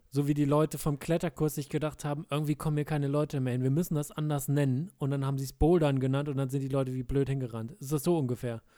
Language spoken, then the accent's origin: German; rural Lower Saxony, Germany; moved away; in meiner alten Heimat im niedersächsischen äh, ländlichen Bereich von Niedersachsen